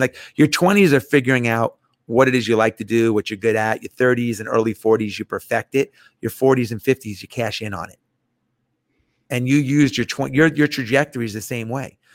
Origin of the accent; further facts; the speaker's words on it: New York, United States; moved away as an adult; now in Atlanta, United States; I grew up in New York